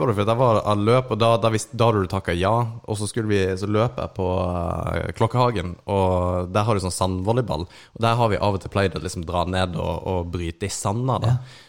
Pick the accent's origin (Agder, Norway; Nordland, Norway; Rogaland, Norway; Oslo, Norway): Agder, Norway; Kristiansand; vi er jo fra Kristiansand